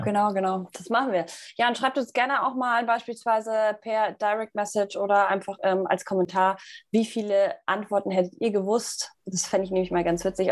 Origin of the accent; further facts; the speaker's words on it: Munich, Bavaria, Germany; ich bin ja aus München